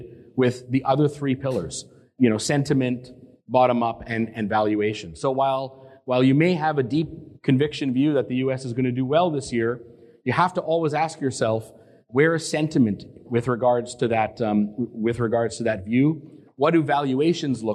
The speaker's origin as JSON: {"language": "English", "country": "Canada", "also_born_or_lived": "Boston", "said": "I'm Canadian, but I started down in Boston"}